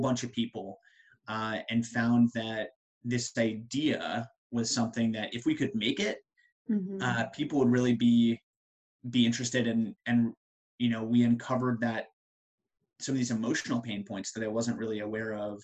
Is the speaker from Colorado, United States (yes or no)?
yes; Colorado, United States; moved away as an adult; also born or lived in Ohio / Chicago / Pennsylvania / the Triangle, North Carolina; now in Research Triangle, North Carolina, United States; I'm originally from Colorado